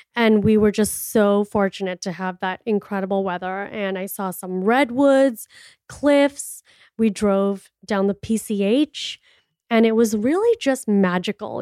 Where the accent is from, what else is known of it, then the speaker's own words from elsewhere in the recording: Miami, Florida, United States; moved away as an adult; now in Scottsdale, United States; I am from Miami and it is humid and it is hot over there